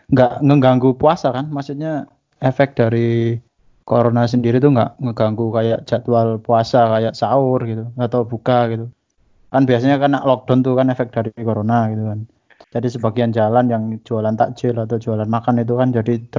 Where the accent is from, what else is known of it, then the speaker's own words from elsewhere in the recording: Bangil, East Java, Indonesia; kita kan gede di Bangil nih di kecamatan